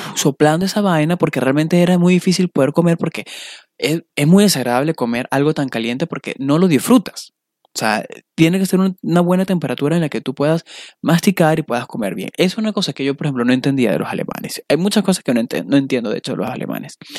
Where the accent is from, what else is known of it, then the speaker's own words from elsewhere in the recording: Valencia, Carabobo, Venezuela; moved away as an adult; also born or lived in Las Vegas, United States; now in Chicago, United States; de Venezuela, de Valencia